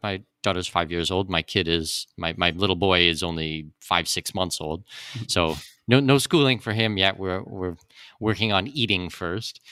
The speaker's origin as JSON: {"language": "English", "country": "Canada", "tie": "born or raised there", "also_born_or_lived": "Middle East / Australia / New Zealand / Singapore", "moved": "as an adult", "lives_now": "Panama", "said": "I was born in Canada. I'm a Canadian citizen"}